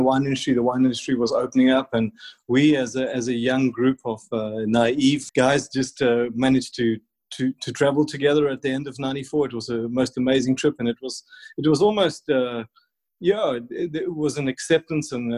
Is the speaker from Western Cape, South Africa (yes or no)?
no; Warner Beach, KwaZulu-Natal, South Africa; I was from the Natal South Coast, and which was, certainly not the home of fine wine